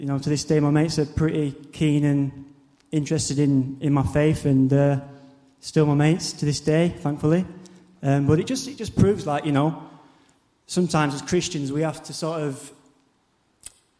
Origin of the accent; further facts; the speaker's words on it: Barnsley, Yorkshire and the Humber, United Kingdom; moved away as an adult; now in Basingstoke, United Kingdom; is my hometown in Barnsley